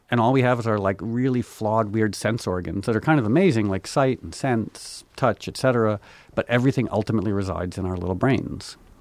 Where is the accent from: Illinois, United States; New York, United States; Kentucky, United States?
New York, United States; I was born in New York